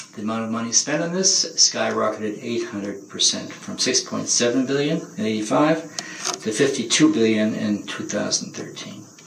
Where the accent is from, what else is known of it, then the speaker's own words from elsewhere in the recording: Cambridge, Massachusetts, United States; I grew up in Cambridge, Massachusetts in a segregated neighborhood